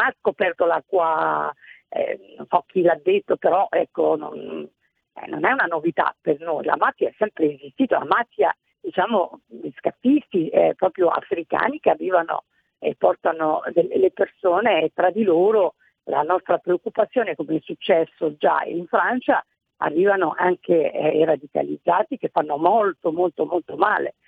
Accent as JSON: {"language": "Italian", "country": "Italy", "tie": "born or raised there", "said": "sono cresciuta anche in Italia"}